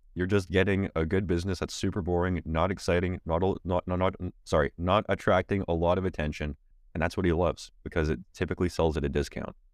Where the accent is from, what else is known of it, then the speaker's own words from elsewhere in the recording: Canada; as a Canadian